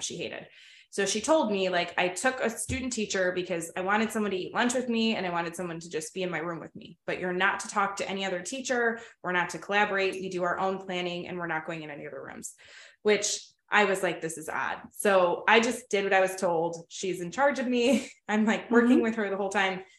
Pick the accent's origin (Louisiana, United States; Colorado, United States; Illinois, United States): Illinois, United States; Oak Forest; I grew up in Oak Forest